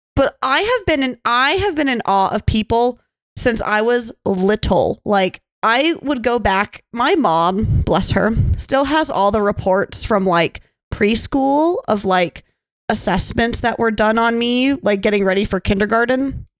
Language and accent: English; Montana, United States; Growing up in Montana, you know, of course, Laurel and Billings isn't the most beautiful thing to look at.